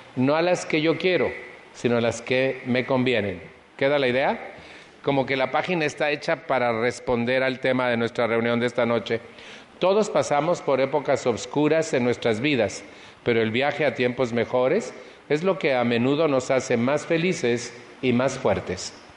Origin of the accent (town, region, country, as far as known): Mexico; moved away